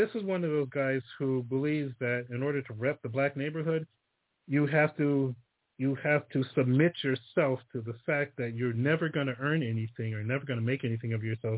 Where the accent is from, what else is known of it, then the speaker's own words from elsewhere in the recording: Fontana, California, United States; moved away; I came from Fontana, which they called it Fonclana